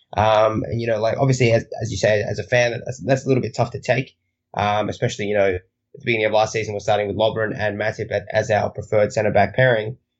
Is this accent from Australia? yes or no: yes; Australia; I am Australian